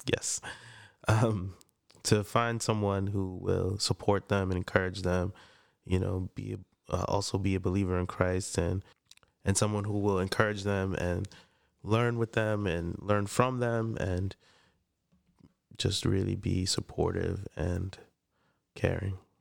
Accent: Freeport, New York, United States; I grew up in Freeport, Long Island.

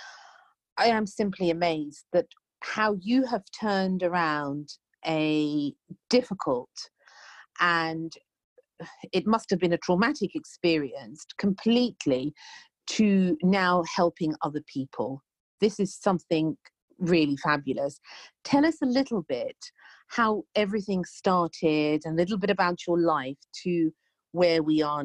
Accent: United Kingdom; I'm British

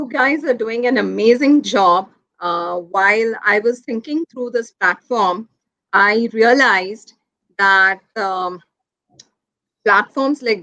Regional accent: Mumbai, Maharashtra, India; I'm somebody who's born and raised in Mumbai

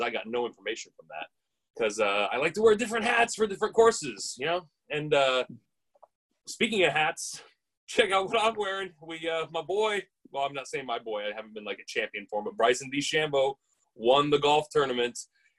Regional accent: Canada; like I'm a Canadian this guy myself.

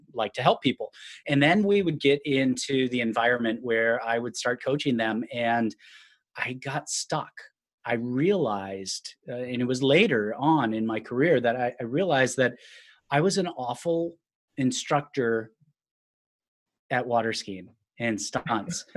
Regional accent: Minnesota, United States; moved away as an adult; now in Sacramento, United States; I grew up in Minnesota.

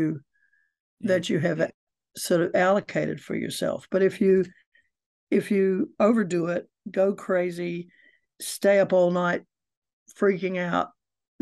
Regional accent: United States; now in New Zealand; I'm an American and I've lived in New Zealand for 50 years, so I've been here a long time, longer than your students have been alive, and I'm a Kiwi now

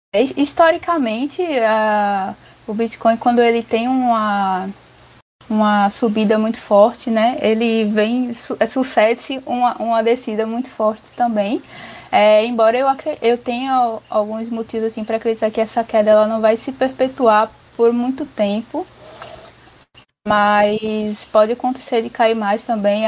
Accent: Recife, Pernambuco, Brazil; moved away as an adult; also born or lived in São Paulo; eu sou de Recife, né? Mas aí eu, quando eu fui morar em São Paulo

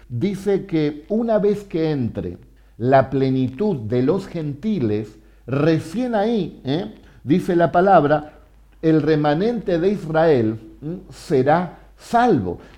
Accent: Argentina; nosotros somos argentinos que tenemos a Jesús y hablamos español y bendecimos el nombre de Jesús.

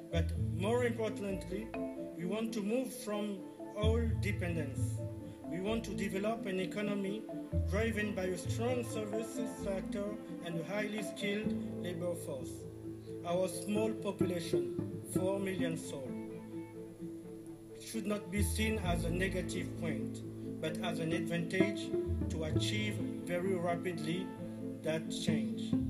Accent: Republic of the Congo; from the Republic of Congo, better known as Congo Brazzaville.

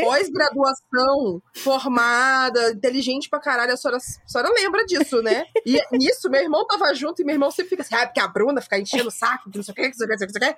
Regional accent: São Luís, Maranhão, Brazil; moved away as an adult; also born or lived in Fortaleza; now in São Paulo, Brazil; eu cresci em São Luís

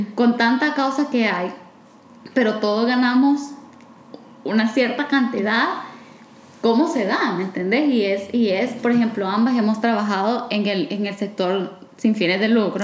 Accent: El Salvador

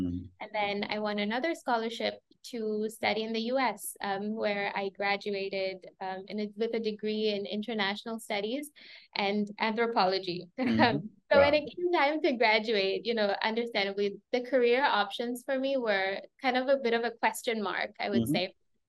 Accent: Chennai, Tamil Nadu, India; born there; also born or lived in Myanmar / Sri Lanka; I was born in India, in Chennai, but my parents are Burmese and Sri Lankan. Mm. As a result, I grew up across these three countries, being a little bit of a third culture kid

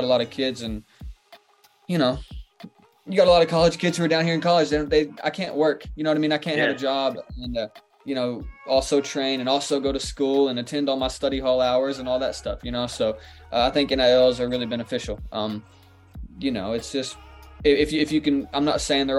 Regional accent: Kentucky, United States; I'm from Kentucky, so I was always a UK basketball fan

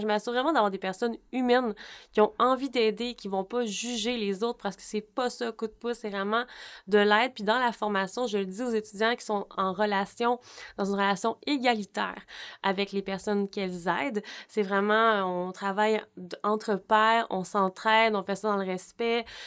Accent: Baie-Comeau, Quebec, Canada; J'ai fait mes stages ici au Cégep de Bécomo parce que je viens de Bécomo

